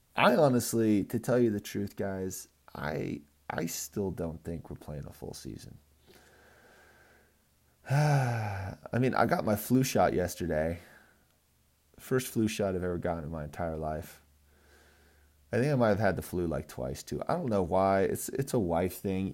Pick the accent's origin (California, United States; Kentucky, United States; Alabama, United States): California, United States; now in Colorado, United States; I'm from California.